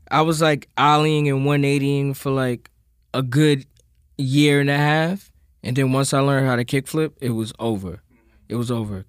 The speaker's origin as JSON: {"language": "English", "town": "New York City", "region": "New York", "country": "United States", "tie": "born or raised there", "said": "growing up in Queens."}